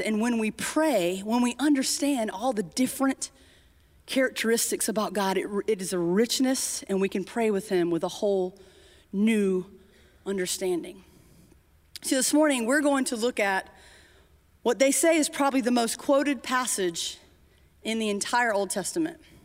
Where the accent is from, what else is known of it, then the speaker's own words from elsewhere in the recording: Timmonsville, South Carolina, United States; I grew up in Timonsville, Florence, South Carolina area